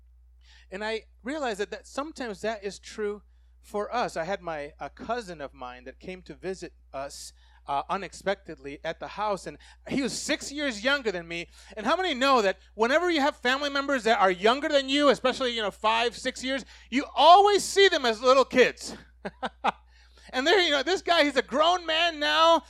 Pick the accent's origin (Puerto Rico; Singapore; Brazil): Puerto Rico; I grew up in Puerto Rico